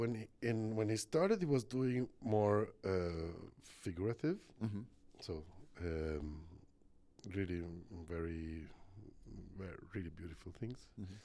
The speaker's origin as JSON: {"language": "English", "town": "Florence", "region": "Tuscany", "country": "Italy", "tie": "born there", "said": "I was born in Florence."}